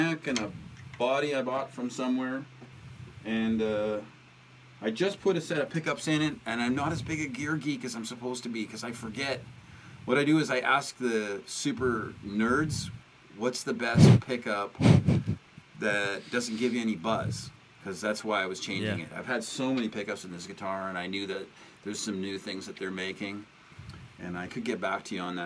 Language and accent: English; Canada; I'm from Canada